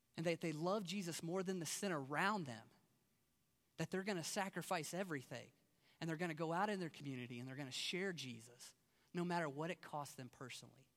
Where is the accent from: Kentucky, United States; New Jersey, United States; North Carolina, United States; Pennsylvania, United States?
Kentucky, United States; moved away as an adult; now in Las Vegas, United States; I'm from Kentucky